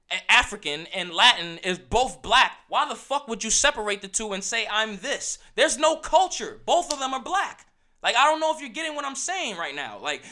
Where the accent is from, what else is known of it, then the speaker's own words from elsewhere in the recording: Australia; It's just Australian. I'm Australia. I came from Australia. I'm an Australian guy.